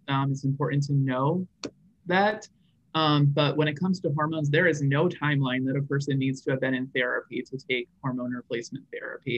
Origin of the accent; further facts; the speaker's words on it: rural Vermont, United States; I actually grew up in rural Vermont.